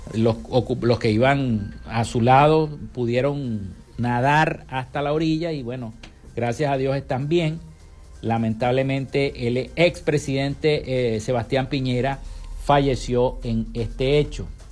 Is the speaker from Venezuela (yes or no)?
yes; Venezuela